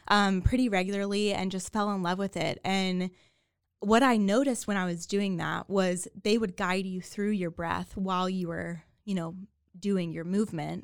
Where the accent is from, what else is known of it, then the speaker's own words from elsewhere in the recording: Waco, Texas, United States; also born or lived in New York; born and raised in Waco, grew up here